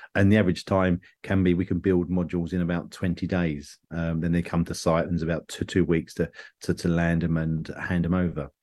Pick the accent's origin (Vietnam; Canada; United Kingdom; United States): United Kingdom; England; I'm an English person